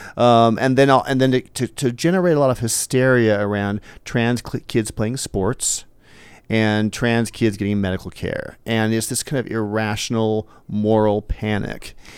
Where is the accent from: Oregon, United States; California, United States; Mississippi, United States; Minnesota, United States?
Oregon, United States; Eugene; I grew up in Eugene